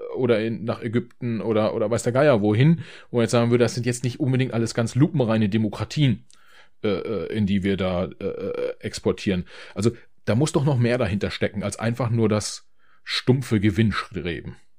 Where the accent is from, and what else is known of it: Germany